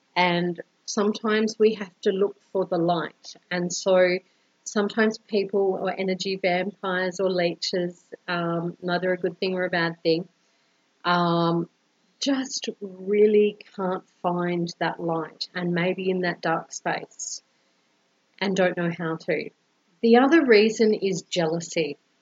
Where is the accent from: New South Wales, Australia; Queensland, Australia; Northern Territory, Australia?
Queensland, Australia; Brisbane; now in Colombia